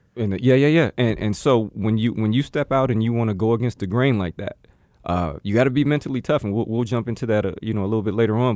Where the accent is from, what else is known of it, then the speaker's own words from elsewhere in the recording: Gary, Indiana, United States; moved away as an adult; now in Arizona, United States; the three of us all come from Gary, Indiana, uh, right outside of Chicago